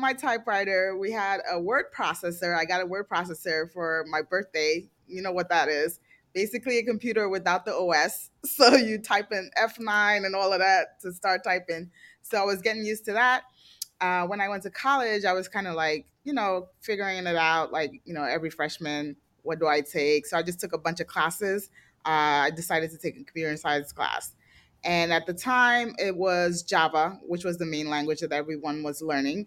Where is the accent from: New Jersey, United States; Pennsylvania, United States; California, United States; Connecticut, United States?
New Jersey, United States; also born or lived in Nigeria; I grew up in New Jersey, kind of like a very white town